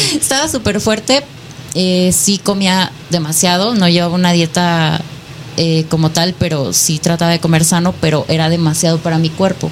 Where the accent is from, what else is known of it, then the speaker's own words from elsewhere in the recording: Nayarit, Mexico; now in Hidalgo, Mexico; Nayarit. Actualmente vivo en Hidalgo, pero yo soy de Nayarit.